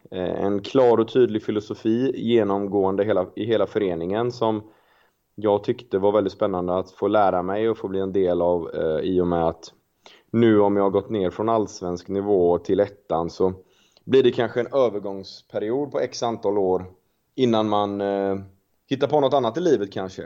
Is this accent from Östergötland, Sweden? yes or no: no; Gothenburg, Västra Götaland, Sweden; jag är familjefar och göteborgare